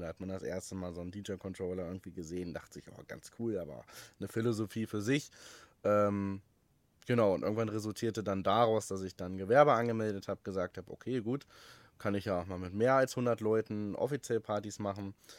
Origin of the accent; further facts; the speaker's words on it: Wolfsburg, Lower Saxony, Germany; in meiner Heimatstadt Wolfsburg damals